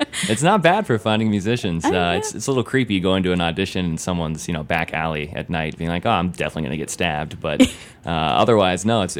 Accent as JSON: {"language": "English", "town": "Columbus", "region": "Ohio", "country": "United States", "tie": "born or raised there", "moved": "yes", "said": "I mean, not a ton from Columbus, Ohio, I'll say."}